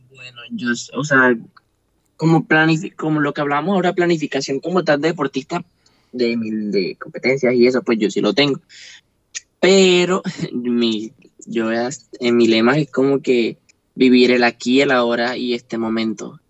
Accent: Montería, Córdoba, Colombia; de decir que soy costeño, de decir que soy monteriano

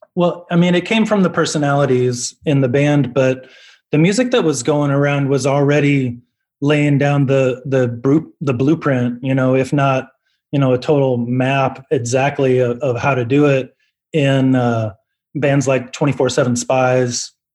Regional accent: Omaha, Nebraska, United States; moved away as an adult; now in Los Angeles, United States; we're from Omaha. We're an Omaha band

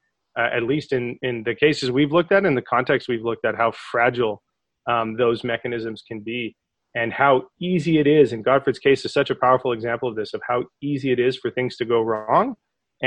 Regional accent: Calgary, Alberta, Canada; also born or lived in Toronto; we actually met as far back as grade four growing up in Calgary

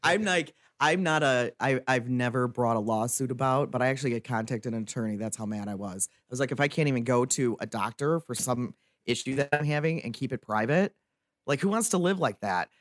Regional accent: Detroit, Michigan, United States; also born or lived in Waterford, Michigan; growing up in the Detroit area

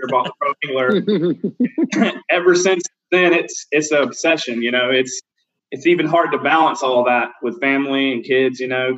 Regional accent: North Carolina, United States; moved away as an adult; now in Florida, United States; I'm actually from North Carolina, the middle of the state. I moved here probably 15 years ago.

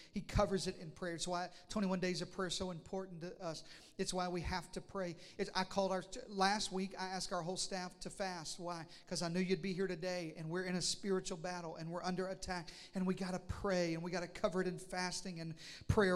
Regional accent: Arkansas, United States; moved away; I'm from Arkansas

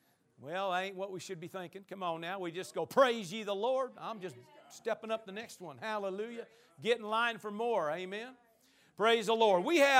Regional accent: Powell Butte, Oregon, United States; That's right. I'm from Powell Butte.

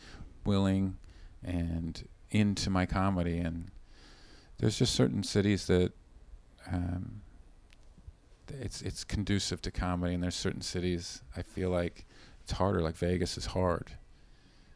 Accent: Canada; I'm from Canada

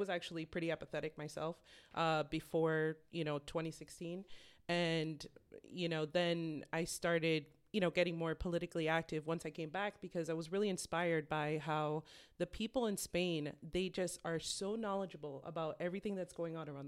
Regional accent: Miami, Florida, United States; moved away as an adult; also born or lived in Boston, Massachusetts; now in Salem, United States; I was born in Boston, raised in Miami, and I moved up here as an adult 10 years ago.

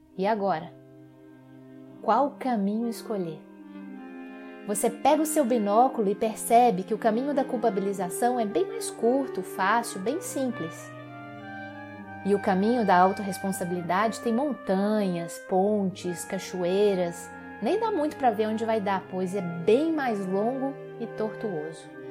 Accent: Minas Gerais, Brazil; como mineirinha que sou

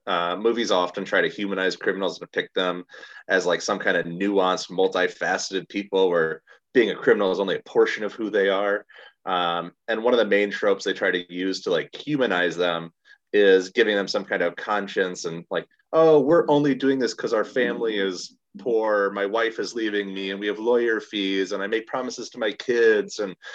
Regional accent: Chicago, Illinois, United States; my hometown

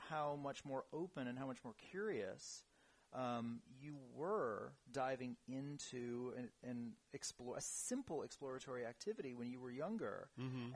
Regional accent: New York City, New York, United States; moved away; born and raised in New York City

